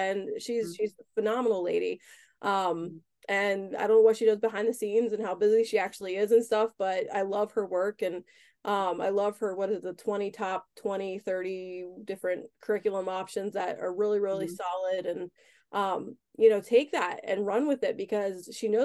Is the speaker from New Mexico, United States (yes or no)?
no; Harrisburg, Pennsylvania, United States; I grew up in the Harrisburg, PA area my whole life, went to college for 5 years, came back and just have never left